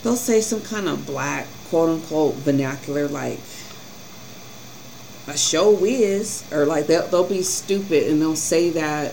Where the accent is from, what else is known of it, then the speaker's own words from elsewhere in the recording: Colorado, United States; growing up in Colorado was extremely difficult